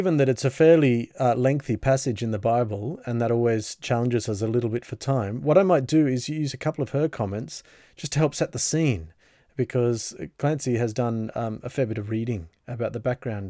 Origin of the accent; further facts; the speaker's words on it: Sydney, New South Wales, Australia; from Sydney